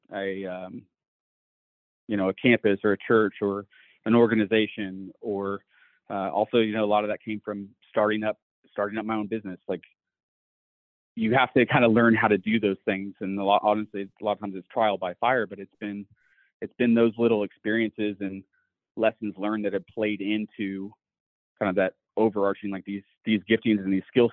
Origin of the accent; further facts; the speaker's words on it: Missouri, United States; moved away as an adult; growing up in Missouri, my dad was a cop and a firearms instructor